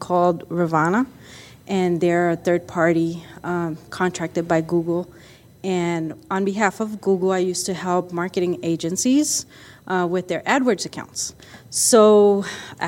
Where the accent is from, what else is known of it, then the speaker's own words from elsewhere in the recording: Puerto Rico; now in Arizona, United States; I'm originally from Puerto Rico, and I moved here to Arizona many, many, many years ago